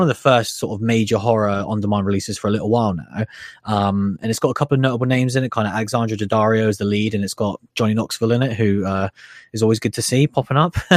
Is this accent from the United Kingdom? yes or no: yes; United Kingdom; us being British people